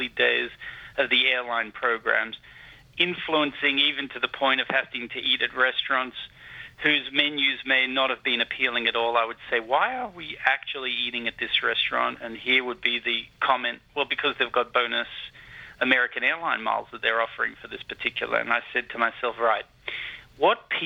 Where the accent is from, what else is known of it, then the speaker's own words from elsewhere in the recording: Sydney, New South Wales, Australia; I'm actually from Bondi Beach